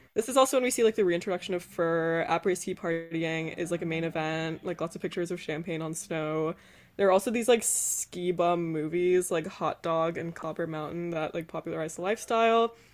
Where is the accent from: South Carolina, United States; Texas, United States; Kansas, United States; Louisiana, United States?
South Carolina, United States; I'm from South Carolina